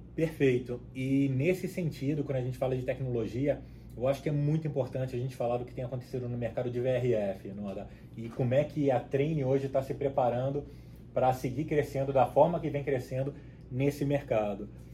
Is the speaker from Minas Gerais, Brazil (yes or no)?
no; Cabo Frio, Rio de Janeiro, Brazil; moved away as an adult; also born or lived in São Paulo, Brazil; now in Panama City, Panama; pelo sotaque, vocês já devem perceber um pouquinho que eu nasci no, no Rio de Janeiro, nasci em Cabo Frio, na, na, região dos lagos lá no Rio de Janeiro